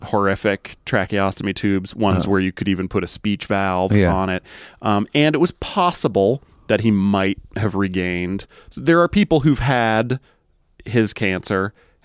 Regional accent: Massachusetts, United States; moved away as an adult; now in London, United Kingdom; I grew up in Massachusetts, I wasn't living there when I met my wife.

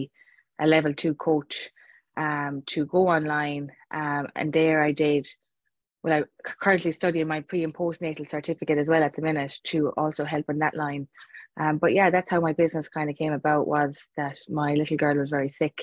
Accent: Clare, Munster, Ireland; moved away; I'm actually originally from Clare

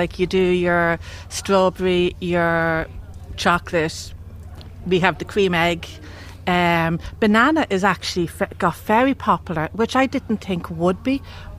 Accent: Termonfeckin, Leinster, Ireland; I'm actually from Termonfeckin.

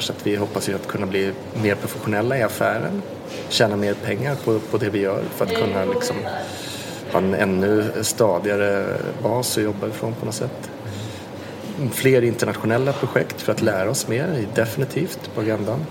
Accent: Sweden; vi kommer från lilla Sverige och Skandinavien

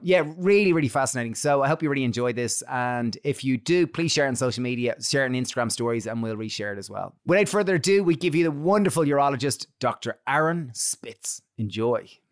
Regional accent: Ireland; we grew up in Catholic Ireland where you didn't talk about masturbation

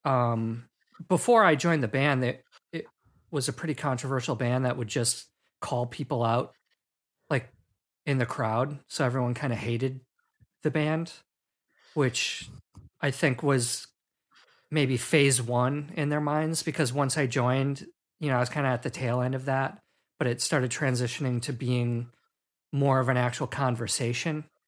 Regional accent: Milwaukee, Wisconsin, United States; I'm from Milwaukee, Wisconsin, which is, like, an hour and a half north of Chicago

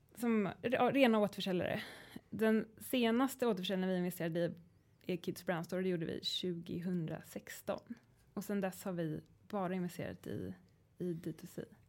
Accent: Sweden; som svensk

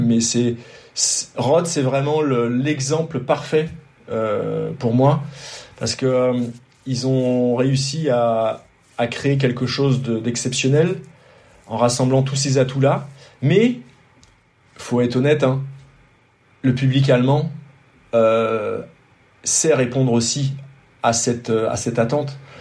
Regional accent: France; also born or lived in Côte d'Azur; quand on est français, quand on, quand on habite ici

